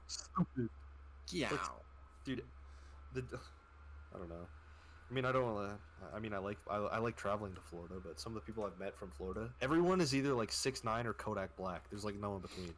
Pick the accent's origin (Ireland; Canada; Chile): Canada; I'm from Canada.